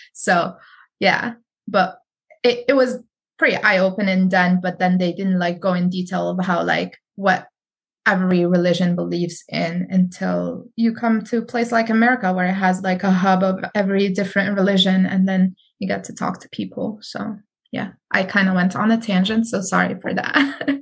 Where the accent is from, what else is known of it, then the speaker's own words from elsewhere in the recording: Morocco; now in United States; I grew up Sunni in Morocco, very religious country